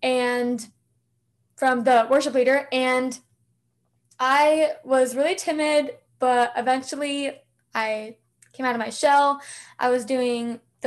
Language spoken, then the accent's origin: English; Southern California, United States; born and raised in Southern California